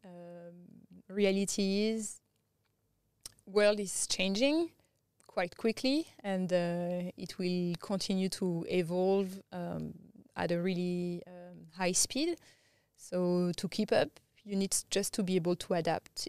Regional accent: France; English is a second language; moved away as an adult; also born or lived in Thailand / India / Southeast Asia; now in Australia; I grew up in France

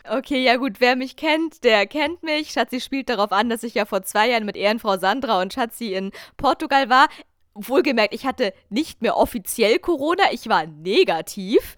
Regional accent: Germany; ich habe mich selten als Deutsche geoutet

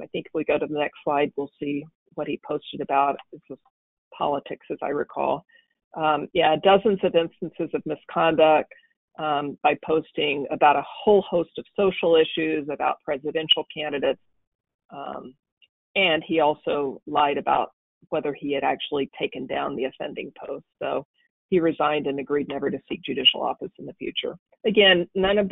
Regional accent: Arkansas, United States; Arkansas, which is my home state

